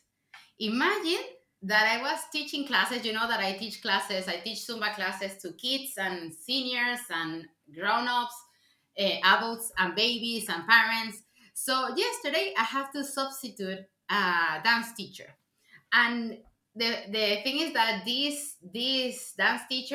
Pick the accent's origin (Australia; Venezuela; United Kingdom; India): Venezuela; first language Spanish; English is a second language; now in Sweden; I'm originally from Venezuela.